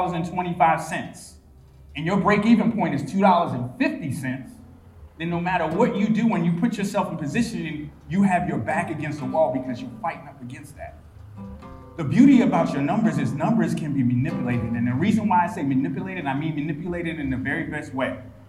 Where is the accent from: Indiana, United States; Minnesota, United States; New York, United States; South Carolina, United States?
South Carolina, United States; I'm from South Carolina